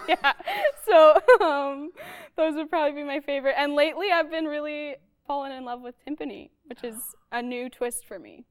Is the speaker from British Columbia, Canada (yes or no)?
no; Arborg, Manitoba, Canada; now in Winnipeg, Canada; I'm from Arborg, Manitoba. Grew up there until age 18 when I moved to Winnipeg